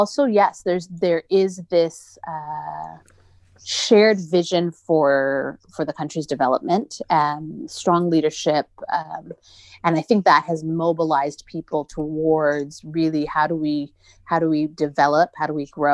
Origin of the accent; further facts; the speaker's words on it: Canada; I grew up in Canada